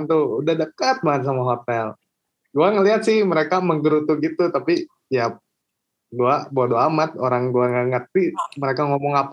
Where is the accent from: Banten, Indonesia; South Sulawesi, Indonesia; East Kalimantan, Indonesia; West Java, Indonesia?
West Java, Indonesia; Bandung; Gua kan lahir di Bandung, besar di Bandung, kerja di Jakarta.